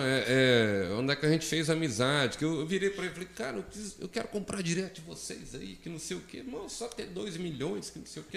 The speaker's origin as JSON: {"language": "Portuguese", "region": "Minas Gerais", "country": "Brazil", "said": "eu sou de cidade uhum. grande, sou de Minas Gerais"}